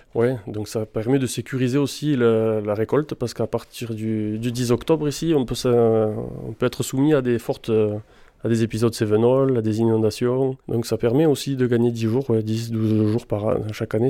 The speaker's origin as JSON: {"language": "French", "town": "Carcassonne", "region": "Occitania", "country": "France", "tie": "born or raised there", "also_born_or_lived": "Bordeaux / Margaux", "said": "Je suis né sur Carcassonne euh, il y a déjà 40 ans"}